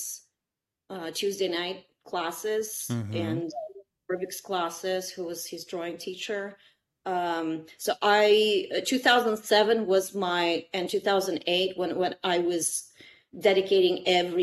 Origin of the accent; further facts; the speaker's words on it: Kazan, Tatarstan, Russia; English is a second language; moved away as an adult; also born or lived in Odessa, Ukraine; now in United States; I couldn't go back to Odessa, where I'm from. I couldn't go back to Kazan, where I grew up in Russia.